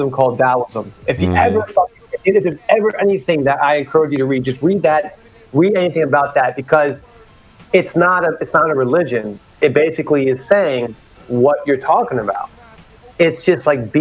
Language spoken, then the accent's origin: English; Virginia, United States; I grew up in the South. I used to wear a turban in the South, in Virginia